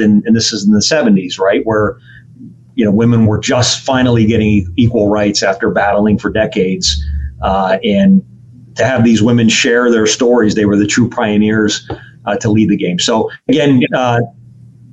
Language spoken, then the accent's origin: English; Pittsburgh, Pennsylvania, United States; I grew up on Parkview Avenue in South Oakland.